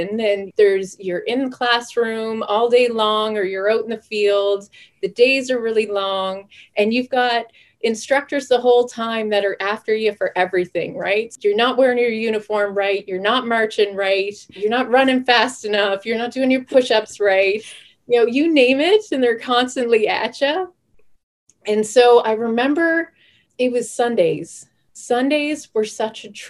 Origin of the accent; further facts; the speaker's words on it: Sydney, Nova Scotia, Canada; now in Cold Lake, Canada; I was born and raised in Sydney, Cape Breton